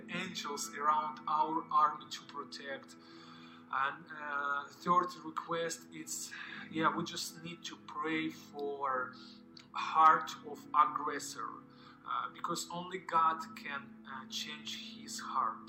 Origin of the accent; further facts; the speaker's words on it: Ukraine; I am from Ukraine.